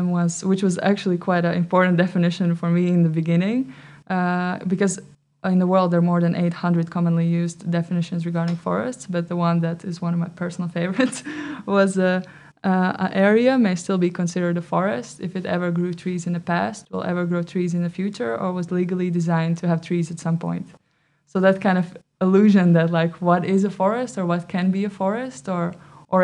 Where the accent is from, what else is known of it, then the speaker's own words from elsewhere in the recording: Latvia; moved away as an adult; now in Netherlands; Originally I come from Latvia, but now I've been living for 4 years in the Netherlands.